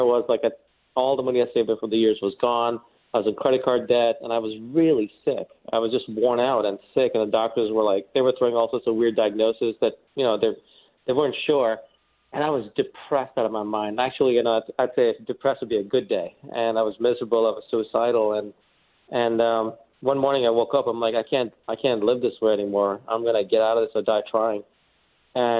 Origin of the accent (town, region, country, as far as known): New York, United States; born or raised there; also born or lived in India